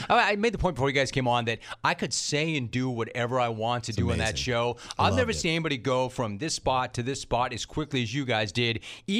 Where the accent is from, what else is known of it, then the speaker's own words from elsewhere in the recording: Hidden Hills, California, United States; also born or lived in San Fernando Valley; I grew up in the Valley. And funny, the neighborhood that I grew up in is Hidden Hills.